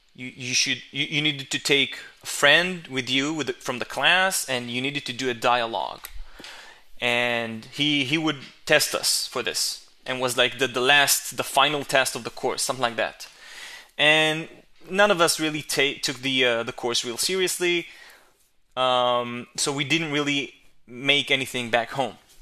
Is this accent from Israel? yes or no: yes; Israel; English is a second language; my hometown, my home country, uh, which is Israel